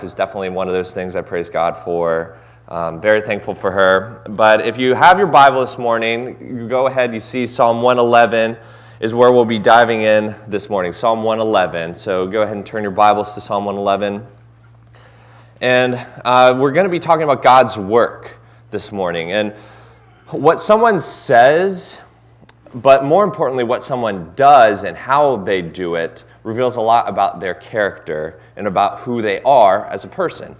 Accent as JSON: {"language": "English", "town": "Cincinnati", "region": "Ohio", "country": "United States", "moved": "yes", "said": "I'm originally from Cincinnati"}